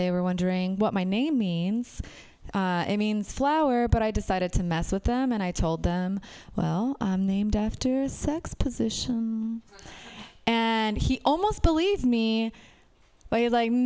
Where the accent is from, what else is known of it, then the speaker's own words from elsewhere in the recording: Romania; moved away; I'm from Romania